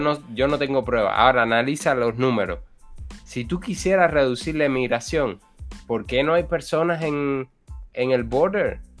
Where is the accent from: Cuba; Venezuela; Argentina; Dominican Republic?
Cuba; Ciego de Ávila; llego a Ciudad de Ávila, que es donde yo vivo